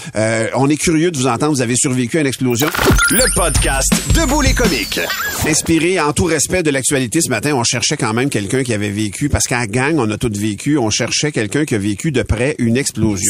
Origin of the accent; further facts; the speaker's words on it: L'Assomption, Quebec, Canada; Moi, je suis de l'Assomption